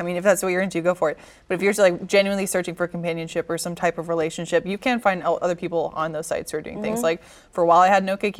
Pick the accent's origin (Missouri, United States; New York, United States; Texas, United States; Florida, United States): Texas, United States; Dallas; thinking about growing up in Dallas